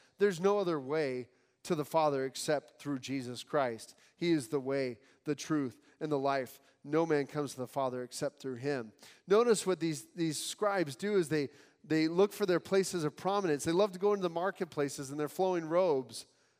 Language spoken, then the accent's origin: English; Nepal; now in United States; I came from Nepal, seeing Hinduism and, you know, firsthand.